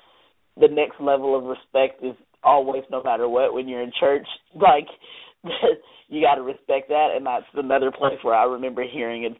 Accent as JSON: {"language": "English", "region": "the South", "country": "United States", "tie": "born or raised there", "said": "Growing up in the South, very prejudiced environment"}